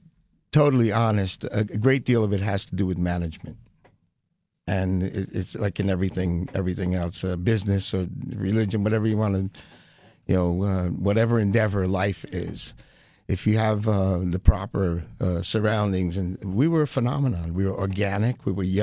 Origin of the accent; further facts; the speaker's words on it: Garfield, New Jersey, United States; Garfield, New Jersey. It was about 11 miles west of Manhattan. And it was country, little country town back then.